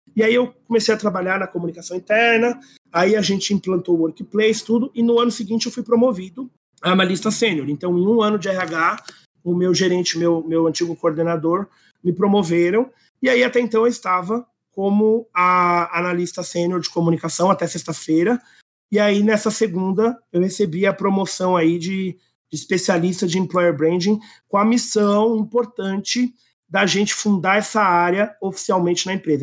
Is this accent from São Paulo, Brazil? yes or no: yes; São Paulo, Brazil; Eu sou aqui paulistano mesmo, nasci em São Paulo